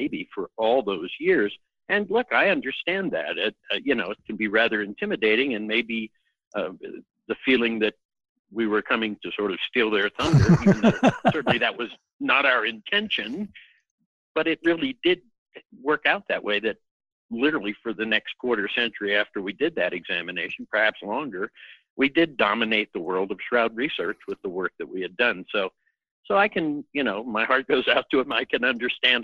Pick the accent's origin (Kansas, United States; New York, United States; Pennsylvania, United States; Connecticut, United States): Pennsylvania, United States; Pittsburgh; moved away as an adult; also born or lived in Santa Barbara, California; I'm originally from Pittsburgh, Pennsylvania, but left there the day after high school